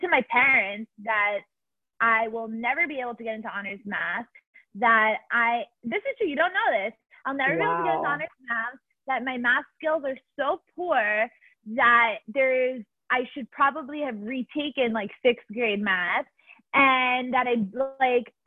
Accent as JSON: {"language": "English", "town": "Miami", "region": "Florida", "country": "United States", "moved": "as an adult", "said": "I am from Miami originally"}